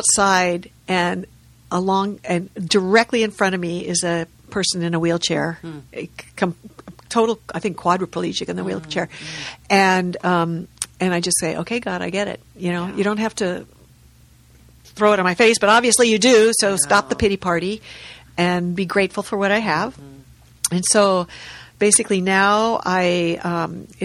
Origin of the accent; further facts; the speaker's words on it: La Cañada Flintridge, California, United States; I grew up in La Cañada, which is kind of I don't know if it's east or west, but it's next to Pasadena